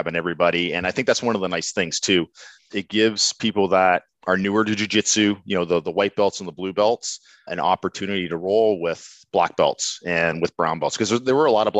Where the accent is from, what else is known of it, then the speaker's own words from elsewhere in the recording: East Coast of Canada, Atlantic Canada, Canada; accent: East Coast; now in Burlington, Canada; I was born and raised on the East Coast of Canada